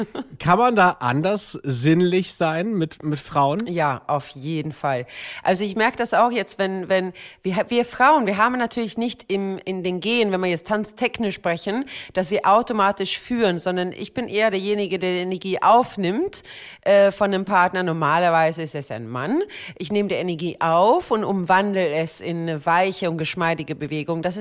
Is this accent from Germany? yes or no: no; Sweden; Ich komme aus Schweden. Was denkst du denn? Wir Schweden, wir sind ja ein bisschen entspannter in solche Themen.